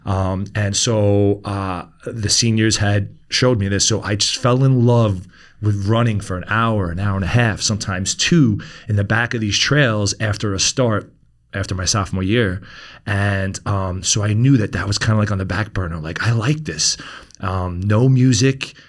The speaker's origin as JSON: {"language": "English", "town": "New York City", "region": "New York", "country": "United States", "tie": "born or raised there", "said": "we grew up in Queens"}